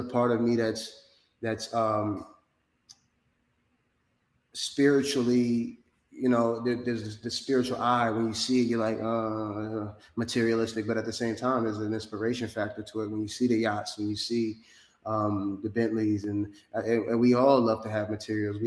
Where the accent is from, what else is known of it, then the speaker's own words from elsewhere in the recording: Peekskill, New York, United States; moved away as an adult; now in Miami, United States; I'm not from New York City, I'm from New York State. I'm from Westchester, Peekskill, New York, specifically